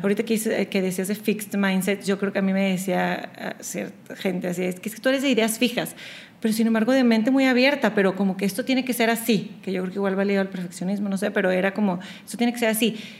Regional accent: Monterrey, Nuevo León, Mexico; moved away as an adult; now in Houston, United States; crecí en Monterrey, pero siendo de, papás y hermanos chilangos

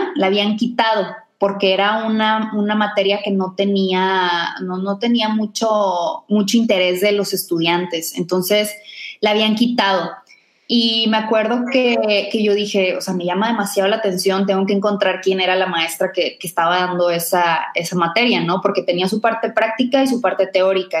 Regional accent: Hermoso, Tamaulipas, Mexico; now in Monterrey, Mexico; soy de Hermoso, Tamaulipas. Es, una pequeña ciudad por allá, casi en la frontera.

